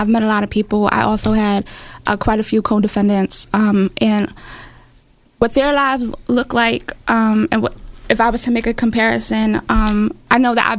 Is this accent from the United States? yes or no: yes; New York City, New York, United States; I grew up in Brownsville, Brooklyn